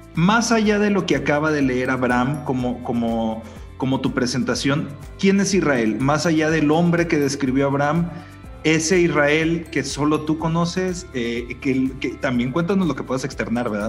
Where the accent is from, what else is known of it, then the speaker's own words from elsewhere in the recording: Mexico; como mexicanos